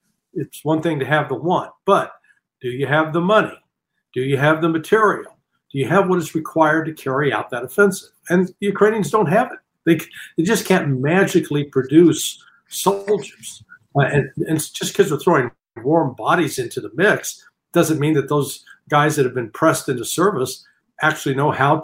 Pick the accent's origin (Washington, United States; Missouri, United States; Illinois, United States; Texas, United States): Missouri, United States; Independence; I grew up in Independence, Missouri